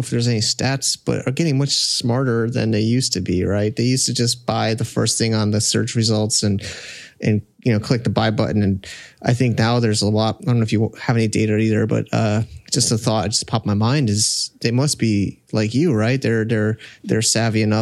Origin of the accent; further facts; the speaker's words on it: United States; I'm an American